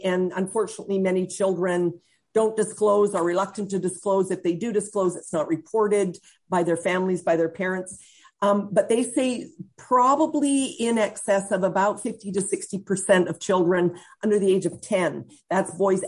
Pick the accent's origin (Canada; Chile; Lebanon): Canada; Central Alberta; I'm from Central Alberta.